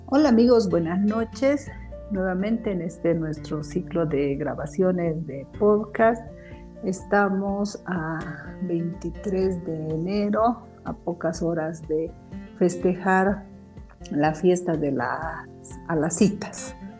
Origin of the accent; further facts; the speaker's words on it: Bolivia; todos los que vivimos en esta patria, en nuestro estado plurinacional llamado Bolivia